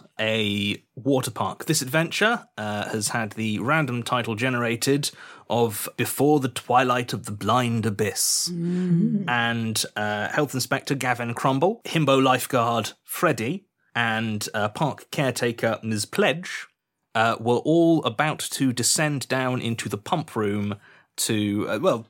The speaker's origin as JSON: {"language": "English", "area": "Dorset", "region": "South West England", "country": "United Kingdom", "said": "I'm from Dorset"}